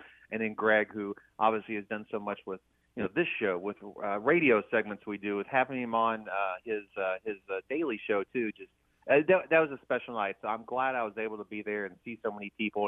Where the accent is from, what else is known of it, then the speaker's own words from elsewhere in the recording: Flemingsburg, Kentucky, United States; Northeast Kentucky, Slemingsburg, about an hour from Lexington.